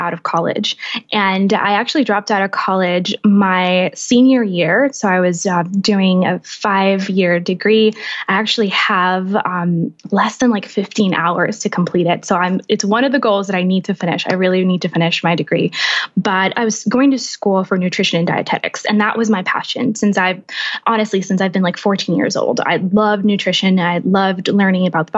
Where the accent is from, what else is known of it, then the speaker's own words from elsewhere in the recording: Puerto Rico; moved away as an adult; now in Atlanta, United States; I was born and raised in the beautiful island of Puerto Rico, and I'm 100% Puerto Rican